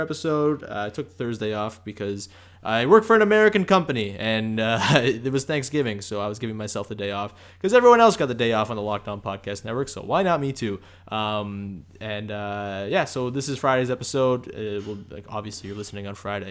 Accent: Canada; accent: Canadian; my Canadian accent

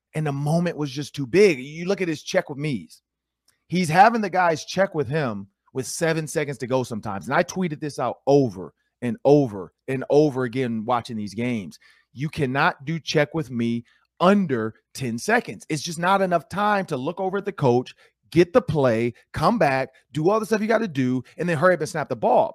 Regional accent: Detroit, Michigan, United States; moved away; I'm from Detroit

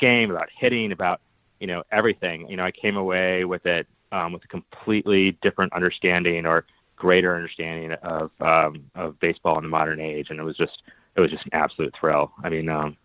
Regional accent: Oxford, Ohio, United States; I grew up in Oxford, Ohio, and was given a hand-knit Cincinnati Reds sweater when I was born

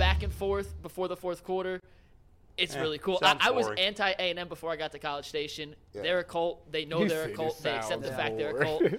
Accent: New Jersey, United States; hey, I grew up in New Jersey. I love Rutgers, but they were terrible for so long.

